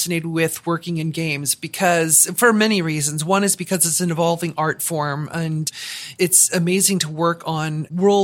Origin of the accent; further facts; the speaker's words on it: Southern California, United States; moved away as an adult; also born or lived in Seattle, Washington; born and raised in Southern California, lived in Seattle for half my life, so very West Coast U.S. kind of mindset